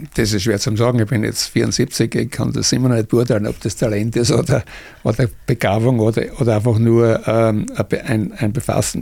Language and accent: German; Austria; Ich bin 50 geboren, da war Österreich noch äh, durch die Besatzungsmächte besetzt